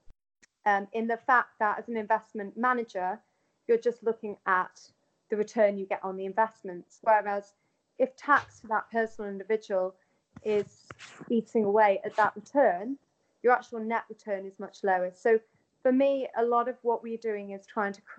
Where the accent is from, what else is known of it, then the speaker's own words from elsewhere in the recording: Manchester, North West England, United Kingdom; moved away as an adult; also born or lived in London; I then decided to move back to my hometown of Manchester